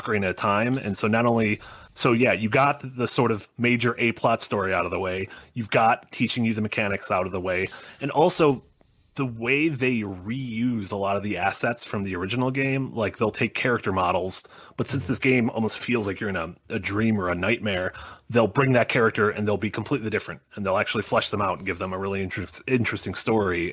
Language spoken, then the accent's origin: English; Sun Prairie, Wisconsin, United States; the town I grew up in Wisconsin was the hometown of Georgia O'Keeffe